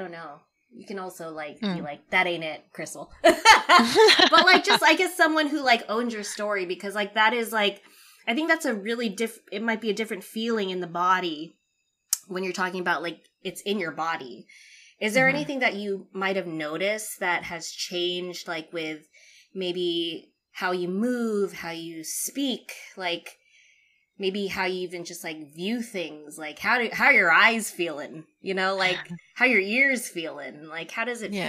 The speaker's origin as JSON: {"language": "English", "country": "Philippines", "said": "As a Filipino woman, I think also in our culture, it's like there is a lot of shame and we know that feeling."}